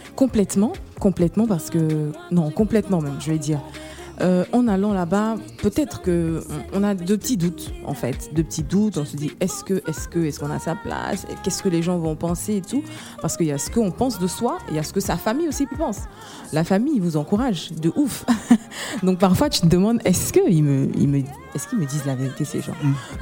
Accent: Côte d’Ivoire; je suis ivoirienne

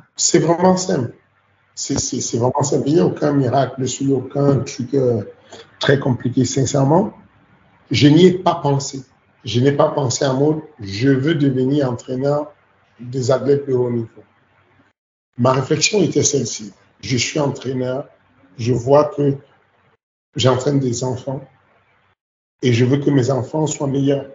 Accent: Cameroon; now in France; j'ai grandi au Cameroun.

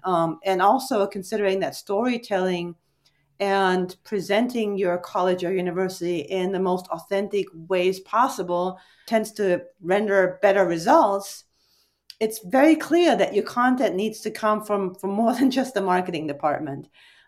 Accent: Germany; English is a second language; And I'm originally, fun fact, born and raised in Germany.

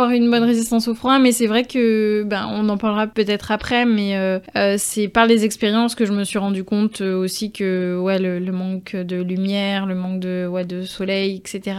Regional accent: France; accent: French; Et c'est vrai que tant que je parlais pas, tant que j'avais pas mon French accent, ben on me prenait pour une Trinidadienne, quoi.

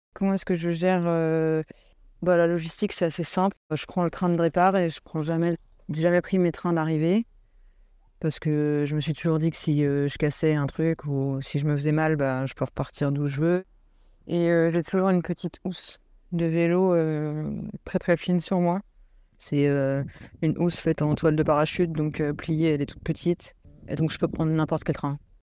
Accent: Île-de-France, France; je viens de l'île de France

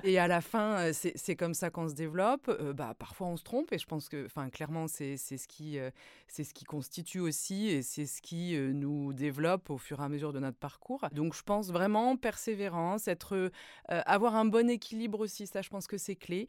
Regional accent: Brittany, France; moved away as an adult; also born or lived in north of France / United States; Je, je, suis originaire de la Bretagne

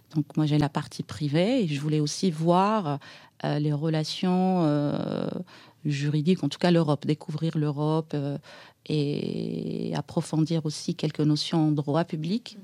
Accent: Aïn Beïda, Oum El Bouaghi Province, Algeria; moved away as an adult; now in Paris, France; je suis née en Algérie, dans, dans une ville à l'est euh, d'Alger, dans les Aurès

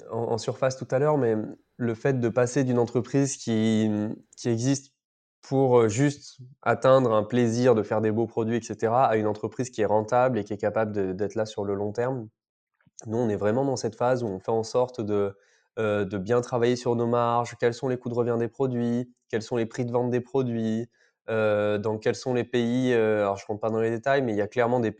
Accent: France; soit je suis français, donc je fais venir au maximum des pièces qui sont sourcées, une matière première sourcée en France que tu payes plus cher

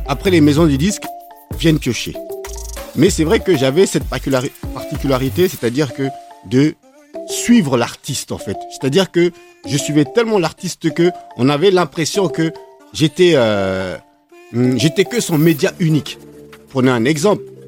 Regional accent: Grigny, France; also born or lived in United States; je suis un mec originaire de, de Grigny

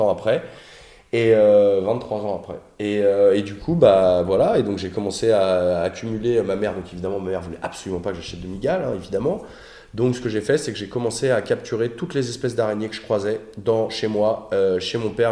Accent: Noisy-le-Roi, Île-de-France, France; also born or lived in Suresnes / Nanterre; now in Paris, France; Je suis né à Suresnes, en banlieue parisienne. J'ai grandi en banlieue parisienne, euh, dans une petite euh, bourgade charmante qui s'appelle Noisy-le-Roi

